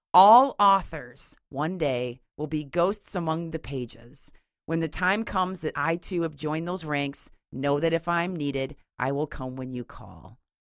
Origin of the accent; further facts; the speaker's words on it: Grand Haven, Michigan, United States; my hometown cemetery in Grand Haven